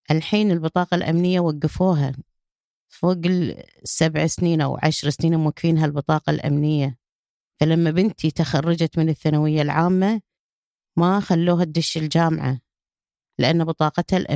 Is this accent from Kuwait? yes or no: yes; Kuwait; قلت له ما أدفع ولا فلس أنا كويتية